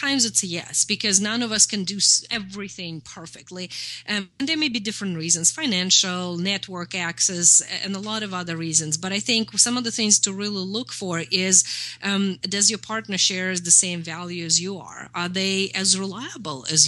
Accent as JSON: {"language": "English", "country": "Russia", "tie": "born or raised there", "moved": "yes", "said": "I'm from Russia. I know how the mentality works. I grew up in the USSR."}